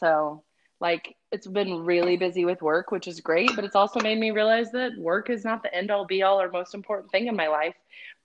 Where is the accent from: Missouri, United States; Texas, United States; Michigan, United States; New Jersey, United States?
Texas, United States; Victoria; also born or lived in Corpus Christi, Texas / Kansas City; now in Austin, United States; I grew up in South Texas, so Victoria, Texas